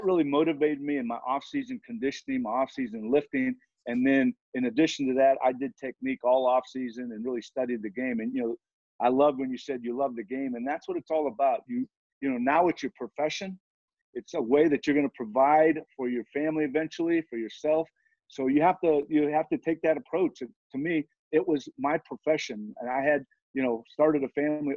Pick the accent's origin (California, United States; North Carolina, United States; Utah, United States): California, United States; Southern; now in Cincinnati, United States; I'm from Southern California